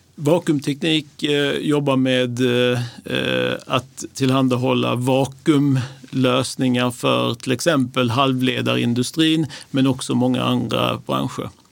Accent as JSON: {"language": "Swedish", "town": "Lund", "region": "Skåne", "country": "Sweden", "tie": "born or raised there", "moved": "yes", "lives_now": "Stockholm, Sweden", "said": "min bakgrund är att jag är uppväxt i Lund"}